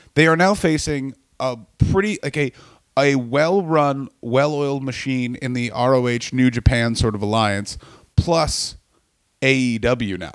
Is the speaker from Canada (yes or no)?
yes; Canada; I'm from Canada